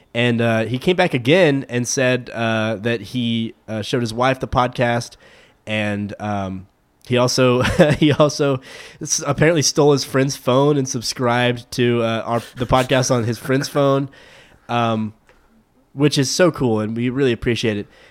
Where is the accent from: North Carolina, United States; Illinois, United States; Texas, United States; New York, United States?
Texas, United States; Midland; also born or lived in Frisco, Texas area; now in Frisco area, United States; my hometown Rockhound boys